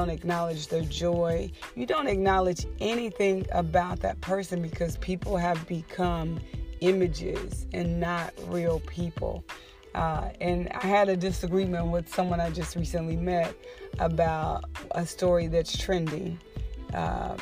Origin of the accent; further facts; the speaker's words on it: the South, United States; I'm from the South